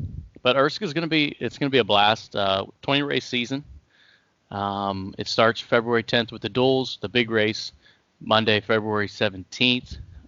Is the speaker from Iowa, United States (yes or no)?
no; Ohio, United States; Yeah. Yeah, that's where I'm from. I'm still here, born and raised in Ohio.